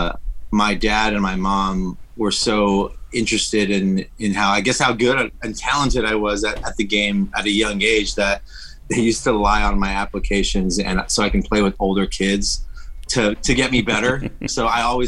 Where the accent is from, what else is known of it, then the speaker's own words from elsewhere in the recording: Los Angeles, California, United States; I'm Mexican American, mm-hmm. so I was raised in East Los Angeles